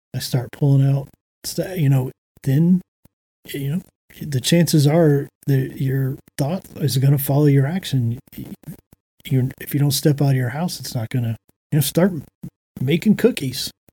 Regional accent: Florida, United States; moved away as an adult; also born or lived in Georgia / Washington, District of Columbia, United States; now in Nashville, United States; I grew up in Florida, Georgia, and then I lived in DC

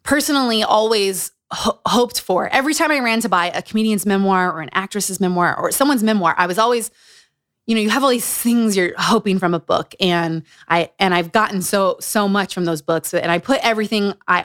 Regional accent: Utah, United States; Growing up in Utah.

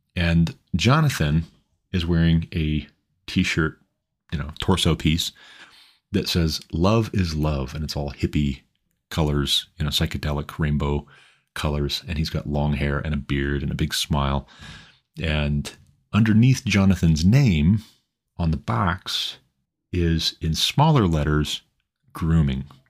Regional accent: Montana, United States; Montana, my home state

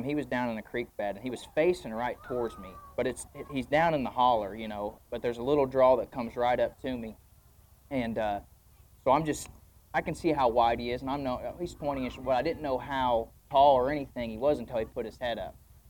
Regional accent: Greensburg, Indiana, United States; I'm from Greensburg, Indiana, southeastern Indiana. Born there, raised there.

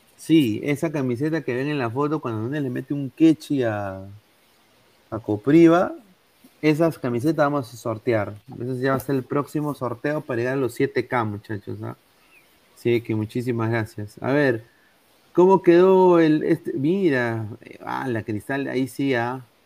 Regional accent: Peru; now in United States; yo soy peruano, este es mi DNI

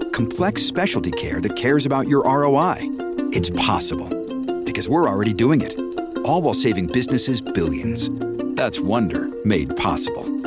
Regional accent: South Florida, United States; I grew up in South Florida in and on the water

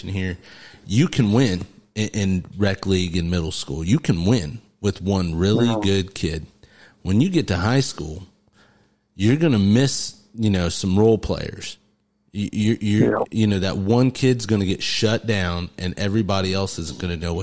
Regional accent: Mississinewa area, Indiana, United States; we grew up over here in Mississinewall

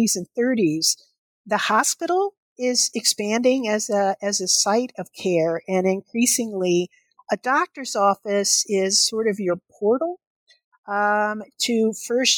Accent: Kentucky, United States; the doctor's office that I went to as a child growing up in Kentucky

